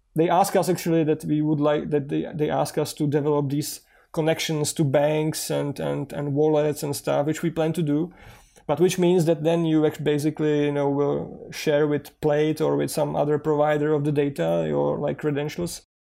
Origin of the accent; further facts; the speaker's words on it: Czechia; so far the app is in English and in Czech because we are from Czech Republic.